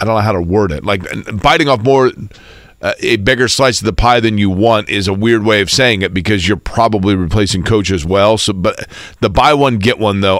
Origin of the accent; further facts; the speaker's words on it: Indianapolis, Indiana, United States; this is my hometown